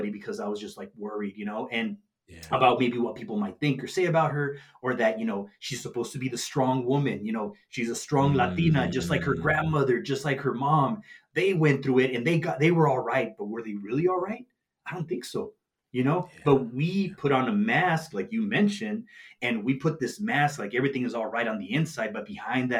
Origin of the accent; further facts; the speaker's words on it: Nogales, Arizona, United States; my hometown in Nogales, Arizona